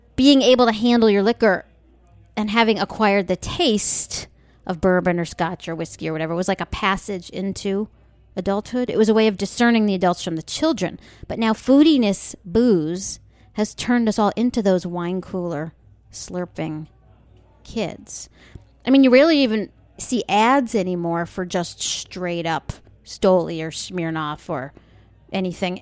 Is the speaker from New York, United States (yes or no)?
yes; Long Island, New York, United States; I grew up on Long Island